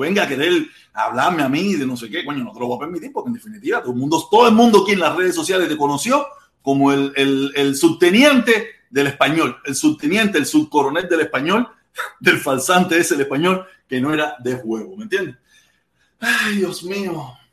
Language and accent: Spanish; Cuba; now in Miami, United States; nosotros los cubanos